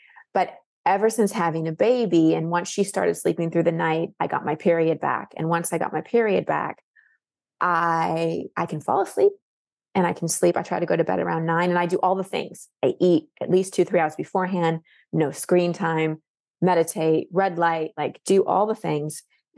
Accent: Dallas, Texas, United States; born or raised there; now in Austin, United States

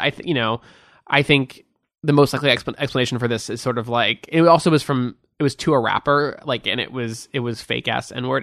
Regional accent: Beverly Hills, California, United States; also born or lived in Hancock Park, Los Angeles; I grew up in Beverly Hills.

